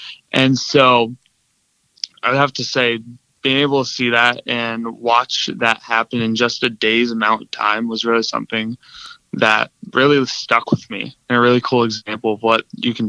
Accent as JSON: {"language": "English", "town": "Milbank", "region": "South Dakota", "country": "United States", "said": "I'm from Milbank, South Dakota."}